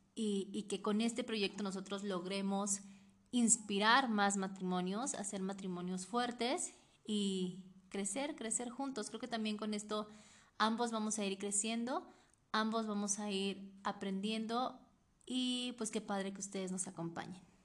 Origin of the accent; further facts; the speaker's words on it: Oaxaca, Mexico; yo nací en el estado de Oaxaca